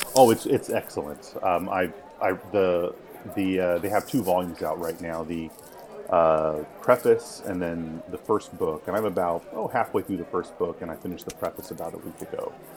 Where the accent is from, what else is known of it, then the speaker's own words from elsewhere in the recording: United States; as an American